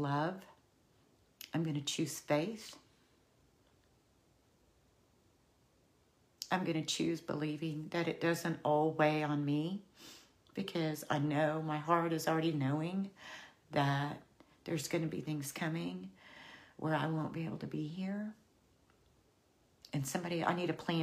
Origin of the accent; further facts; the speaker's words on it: Oklahoma, United States; I'm from Oklahoma, the land of the long goodbye